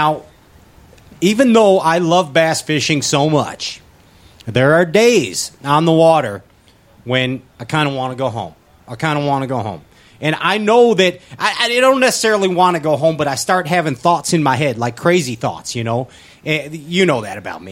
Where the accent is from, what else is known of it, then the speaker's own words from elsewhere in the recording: Northwest Indiana, United States; we're from Indiana